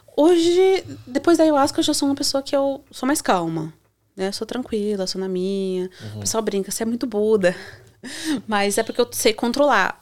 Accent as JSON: {"language": "Portuguese", "town": "Joinville", "region": "Santa Catarina", "country": "Brazil", "moved": "yes", "said": "eu sou do sul, né? Sou de Santa Catarina, é de Joinville"}